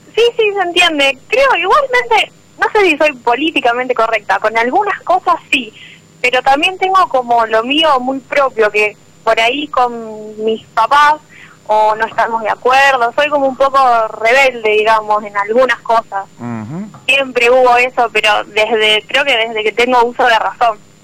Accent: Venado Tuerto, Santa Fe, Argentina; De Venado Tuerto, Santa Fe

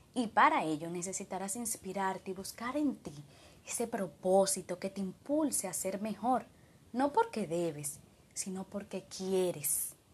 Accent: Dominican Republic; de República Dominicana

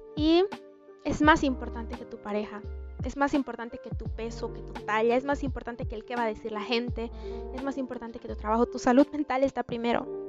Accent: Bolivia; en mi país, en Bolivia, y en mi ciudad específicamente

